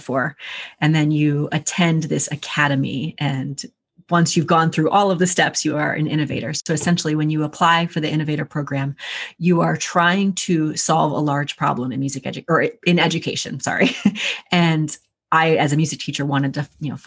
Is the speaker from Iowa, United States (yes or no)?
no; Pennsylvania, United States; moved away as an adult; now in Northern Virginia, United States; I'm from Pennsylvania originally